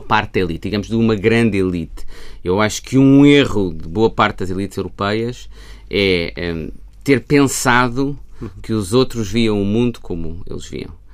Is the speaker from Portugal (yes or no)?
yes; Portugal; enquanto portugueses